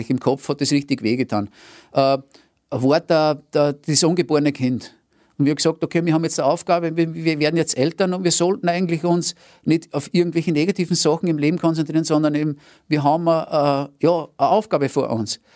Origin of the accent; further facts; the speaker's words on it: Rainbach im Innkreis, Upper Austria, Austria; weil ich bin ja aus dem Innviertel, aus Rheinbach bei Scherding und ganz nahe an der Grenze.